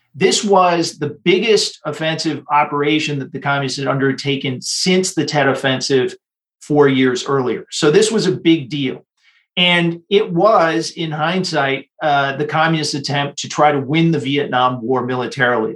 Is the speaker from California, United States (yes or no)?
no; Michigan, United States; moved away as an adult; also born or lived in Taiwan; when I was in high school growing up in Michigan